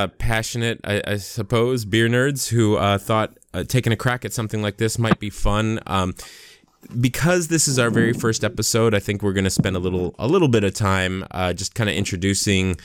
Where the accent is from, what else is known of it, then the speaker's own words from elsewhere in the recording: United States; accent: American; moved away as an adult; also born or lived in Los Angeles, United States; now in New Zealand; I am, as my accent would suggest, I'm an American who's relocated to New Zealand.